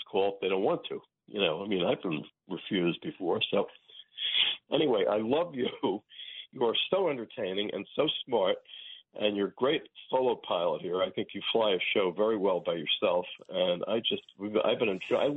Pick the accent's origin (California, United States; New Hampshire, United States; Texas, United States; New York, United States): New York, United States; New York City; I was born in Brooklyn Hospital